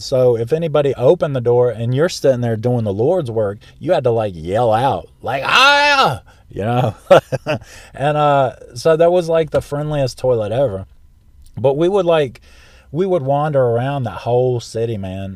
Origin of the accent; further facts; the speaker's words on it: South Central Florida, United States; moved away; also born or lived in South Carolina; from where we lived in South Central Florida.